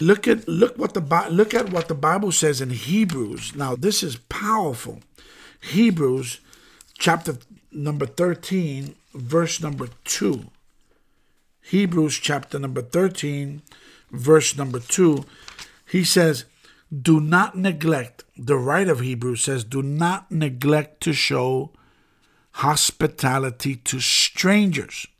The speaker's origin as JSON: {"language": "English", "town": "New York City", "region": "New York", "country": "United States", "tie": "born or raised there", "said": "I'm born and raised in the Bronx"}